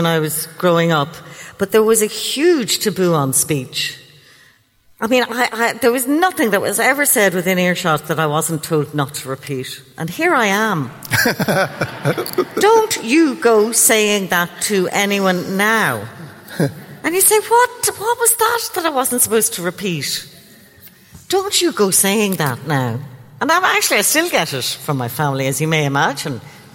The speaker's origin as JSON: {"language": "English", "country": "Ireland", "tie": "born or raised there", "said": "When I grew up in Catholic Ireland"}